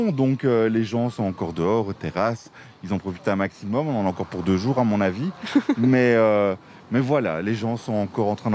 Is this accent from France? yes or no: no; Florennes, Wallonia, Belgium; Je viens de Florus.